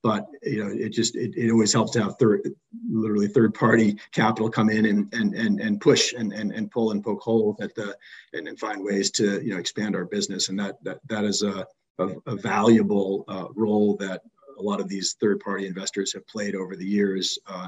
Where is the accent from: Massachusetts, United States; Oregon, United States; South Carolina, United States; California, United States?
Massachusetts, United States; Boston; My parents were from New York City, and I just never had it for whatever reason, but I did grow up here.